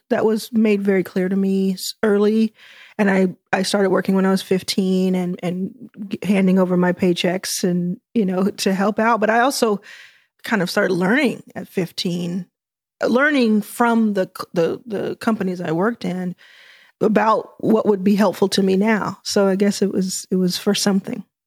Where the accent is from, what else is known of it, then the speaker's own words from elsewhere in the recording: Dallas, Texas, United States; also born or lived in Jackson, Mississippi; I grew up in Dallas, Texas